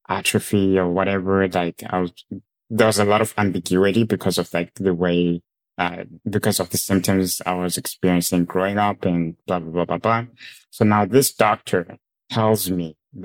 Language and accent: English; Zimbabwe; moved away; I grew up in Zimbabwe